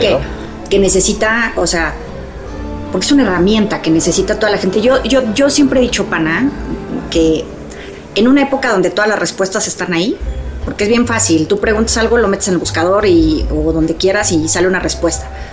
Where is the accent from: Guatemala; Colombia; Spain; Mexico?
Mexico; ya soy más mexicana que el nopal